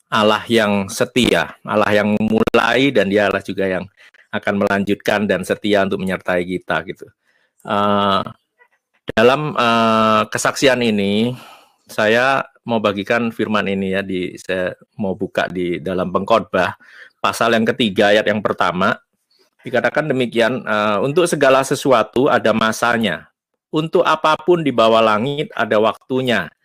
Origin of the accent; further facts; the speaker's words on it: Surabaya, East Java, Indonesia; now in United States; uh, saya nggak apa-apa pulang ke Surabaya, saya asli Surabaya, tapi saya katakan sama Tuhan, kalau Tuhan memang punya rencana, saya ada di Amerika